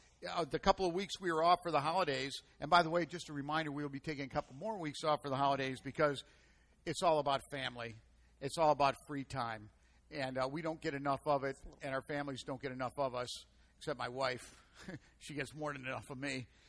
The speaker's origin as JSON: {"language": "English", "country": "United States", "said": "But being an American is all about freedom, the freedom to choose, the freedom to do what you want to do, the freedom to be who you're going to be. And the 4th of July is our national celebration."}